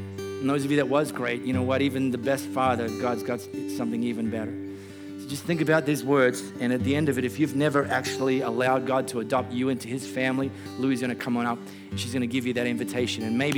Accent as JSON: {"language": "English", "country": "Australia", "said": "I'm not an Aussie citizen"}